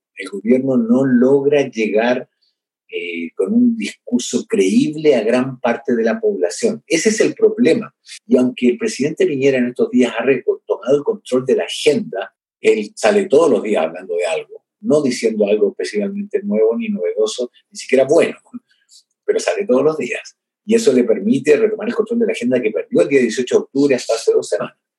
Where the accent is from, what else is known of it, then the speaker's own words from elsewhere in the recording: Chile; acá en mi país